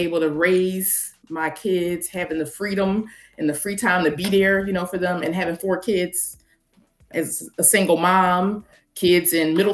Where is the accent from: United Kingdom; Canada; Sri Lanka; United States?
United States; Philadelphia, Pennsylvania; I'm from Philadelphia, so I got licensed in Delaware